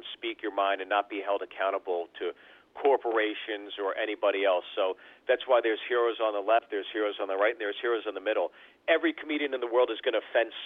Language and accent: English; Pittsburgh, Pennsylvania, United States; also born or lived in Freehold, New Jersey / New York City; I was born in Freehold, New Jersey. I lived there till like grade school or whatever, and then I moved to Pittsburgh, Pennsylvania